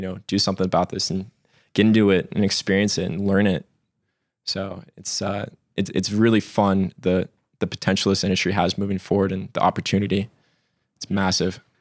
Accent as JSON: {"language": "English", "region": "Alaska", "country": "United States", "tie": "born or raised there", "moved": "as an adult", "lives_now": "Colorado, United States", "said": "I was born and raised in Alaska, and then, uh, kinda made the leap out here in twenty sixteen."}